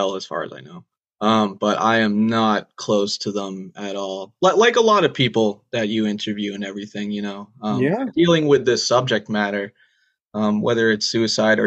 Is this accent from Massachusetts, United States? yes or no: yes; Massachusetts, United States; moved away as an adult; now in Rhode Island, United States; I'm originally from Mass, though. I grew up there.